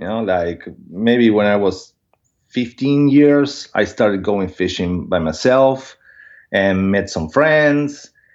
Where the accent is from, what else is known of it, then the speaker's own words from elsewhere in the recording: Buenos Aires, Argentina; English is a second language; And living in a city, I was born in Buenos Aires, so it's a big city.